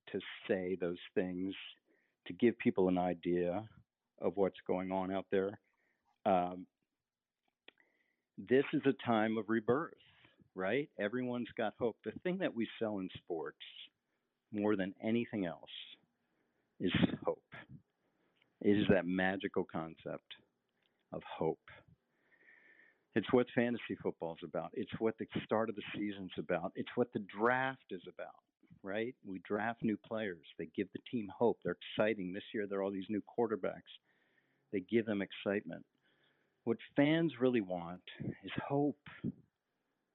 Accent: Washington, District of Columbia, United States; moved away as an adult; also born or lived in San Francisco / Green Bay, Wisconsin; I grew up in Washington, D.C.

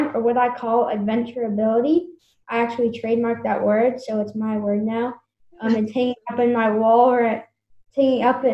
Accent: Napa Valley, California, United States; I grew up in Napa Valley, California. I'm still here

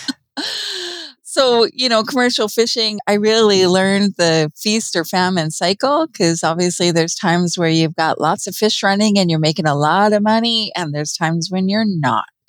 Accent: Vancouver, British Columbia, Canada; now in rural British Columbia, Canada; I grew up in Vancouver, British Columbia

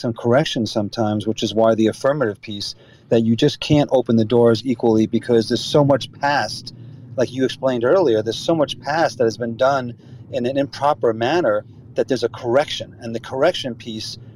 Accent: New York, United States; growing up where I grew up in New York

